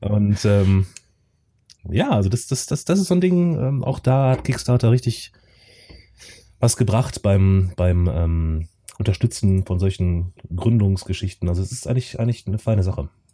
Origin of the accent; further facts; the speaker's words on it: North Rhine-Westphalia, Germany; ich komme auch aus NRW, allerdings aus einem anderen Teil von NRW als der Chris.